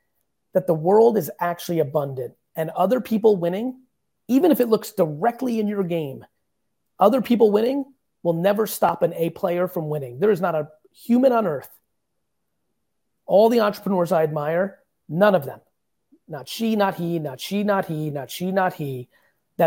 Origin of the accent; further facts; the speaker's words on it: New Jersey, United States; also born or lived in Queens, New York; I was born in 75, growing up in Queens and Jersey, predominantly in Jersey.